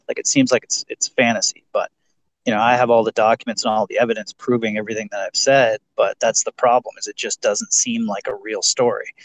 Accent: Ontario, Canada; Yeah, I'm I'm from Ontario, Canada, so I'm just outside of Toronto.

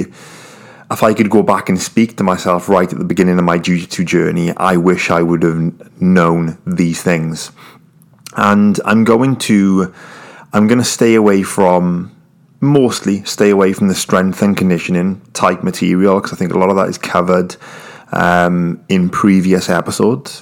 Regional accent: United Kingdom; I'm British

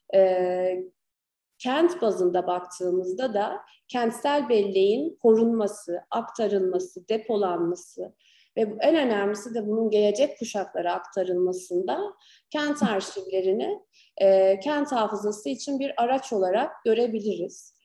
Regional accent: Gaziantep, Turkey; also born or lived in Ankara

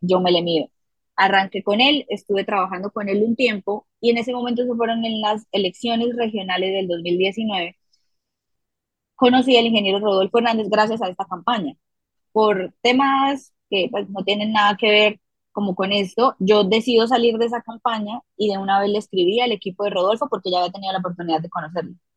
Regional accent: Bucaramanga, Santander, Colombia; Yo crecí en una familia muy bonita, eh, al norte de la ciudad en donde nací, en Bucaramanga, Santander

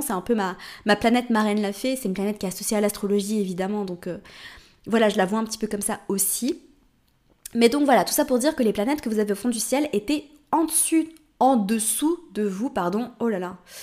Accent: Switzerland; also born or lived in Morocco; now in Portugal

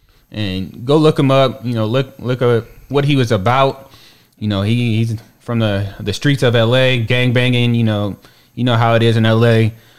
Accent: the Bay Area, California, United States; moved away; also born or lived in Texas; I come from the Bay too. I'm Samoan and black.

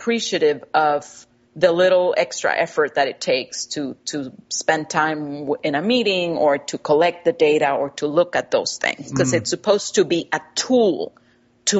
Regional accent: Costa Rica; English is a second language; moved away; I grew up in Costa Rica with a German father, a Costa Rican mother, and going to a trilingual school. So I learned English in early high school

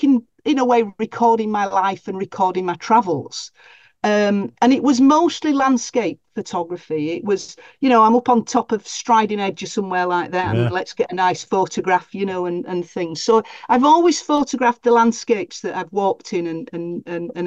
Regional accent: Leeds, Yorkshire and the Humber, United Kingdom; now in Wakefield, United Kingdom; I'm from Leeds originally, my birthplace is Leeds, but I've lived in Wakefield for well over 30-odd years

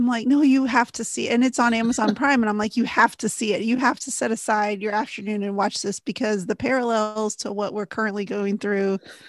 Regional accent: Texas, United States; moved away as an adult; now in New England, United States; I've got two kids, married, from Texas. Now I live in New England, and I'm still not used to the cold.

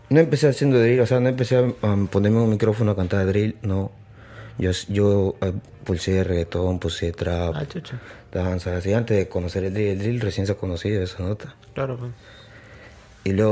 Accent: Lima, Peru; also born or lived in San Juan de Lurigancho, Lima; yo soy de Surquillo.

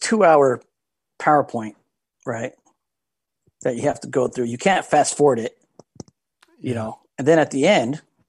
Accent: Vacaville, California, United States; born or raised there

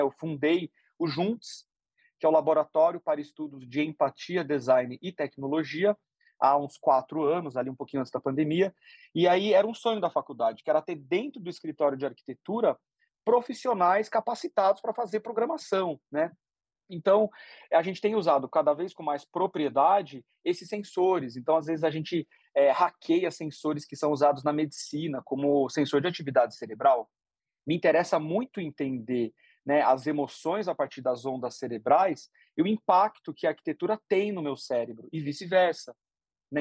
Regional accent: Sorocaba, São Paulo, Brazil; eu cresci no interior de São Paulo, cresci em Sorocaba

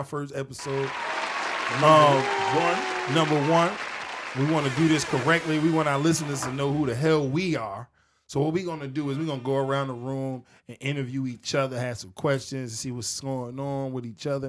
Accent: Newark, New Jersey, United States; also born or lived in Pennypacker, Willingboro; I'm from Newark, New Jersey

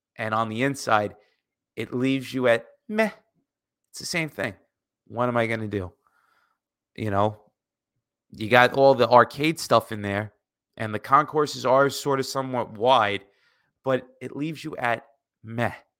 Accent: United States; as an American growing up

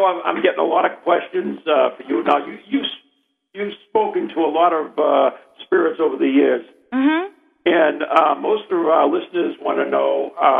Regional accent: New England, United States; accent: Yankee; It's my Yankee accent.

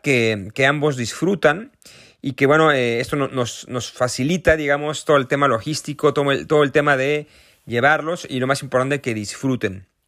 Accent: Mexico; accent: Mexican; yo soy mexicano, como se podrán dar cuenta por mi acento

